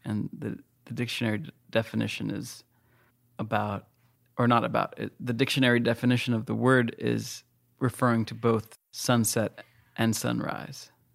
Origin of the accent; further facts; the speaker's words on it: United States; I live in America and that I'm American and I was born in America, just barely born in America.